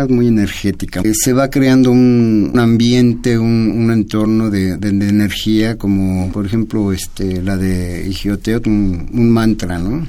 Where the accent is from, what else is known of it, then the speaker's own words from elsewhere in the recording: Mexico; todos somos mexicanos, somos mexicas